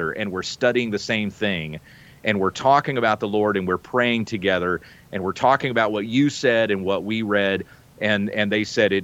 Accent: the South, United States; also born or lived in the Midwest; growing up in the South and even in the Midwest

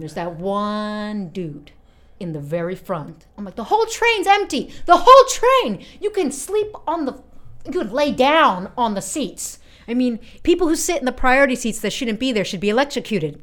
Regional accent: United States; I'm 28 years old and I'm from America.

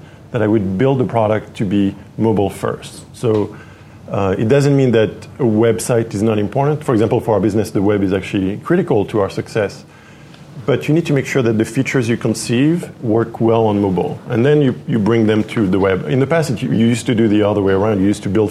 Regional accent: Paris, Île-de-France, France; moved away as an adult; also born or lived in Los Angeles, United States; now in San Francisco, United States; Paris. I was born and raised in Paris. Lived there for 25 years, something like that, 23.

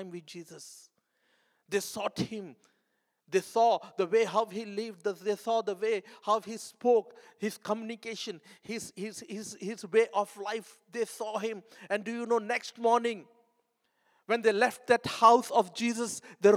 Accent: India; moved away; I'm coming from India

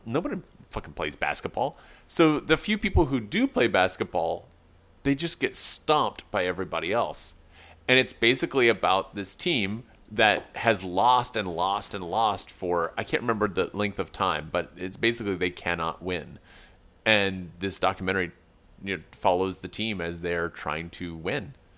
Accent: East Tennessee, United States; moved away; Okay, so I'm from East Tennessee originally

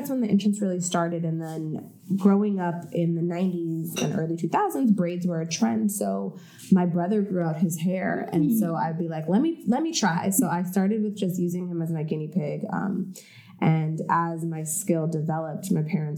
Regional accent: La Palma, California, United States; moved away as an adult; also born or lived in Washington, D.C.; I grew up in La Palma, California, as you said, and my parents and my brother, we all lived there together

